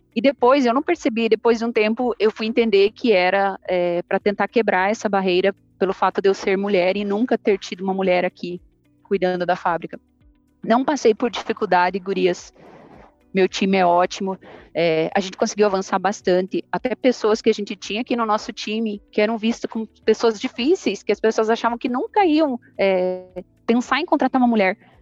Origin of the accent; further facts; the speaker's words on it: Ponta Grossa, Paraná, Brazil; moved away as an adult; now in Goiânia, Brazil; Eu sou sulista, sou de Ponta Grossa, no Paraná